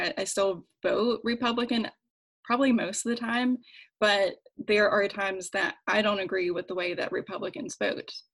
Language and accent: English; West Virginia, United States; moved away as an adult; also born or lived in Washington, D.C.; I'm from West Virginia, like I mentioned before, where the general population is socially conservative, even for many Democrats, at least while I was growing up.